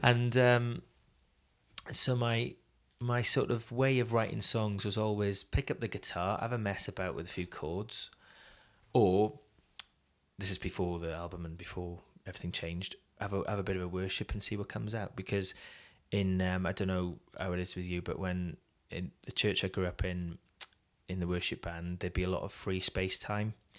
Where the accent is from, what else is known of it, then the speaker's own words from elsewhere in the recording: United Kingdom; also born or lived in Wales; as British